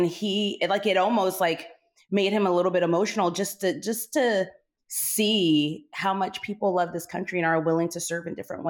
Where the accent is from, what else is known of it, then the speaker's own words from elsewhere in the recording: Okinawa, Japan; So yes, I grew up in Okinawa, Japan. I graduated from a DODIA school.